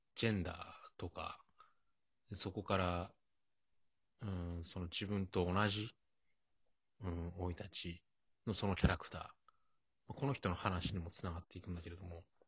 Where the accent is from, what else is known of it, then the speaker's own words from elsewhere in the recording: Tohoku, Japan; 僕も東北の人間なので